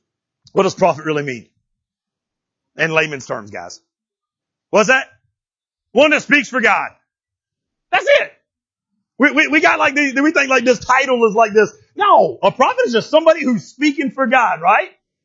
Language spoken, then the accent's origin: English; Florida, United States; I'm from Florida.